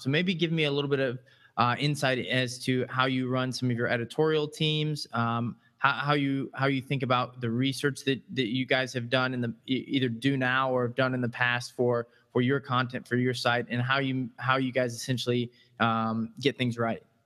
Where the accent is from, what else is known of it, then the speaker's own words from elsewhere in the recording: Midwest, United States; I'm a fellow Midwestern